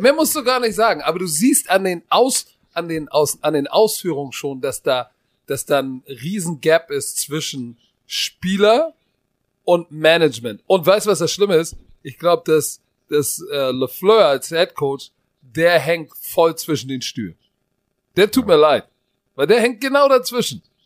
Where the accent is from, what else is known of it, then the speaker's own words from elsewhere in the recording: Germany; Bei uns in Deutschland